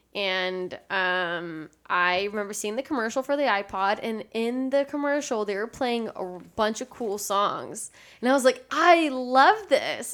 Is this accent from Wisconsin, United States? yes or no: no; San Antonio, Texas, United States; also born or lived in Austin, Texas; I was growing up in San Antonio, Texas